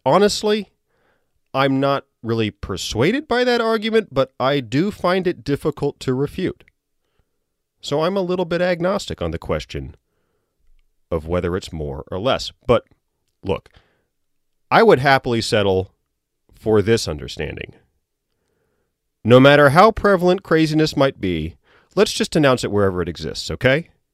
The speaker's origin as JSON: {"language": "English", "region": "Virginia", "country": "United States", "moved": "yes", "said": "I'm from Virginia. I went down there recently"}